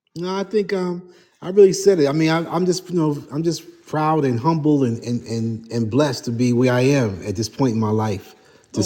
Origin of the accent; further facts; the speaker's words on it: New York City, New York, United States; I'm the guy from Harlem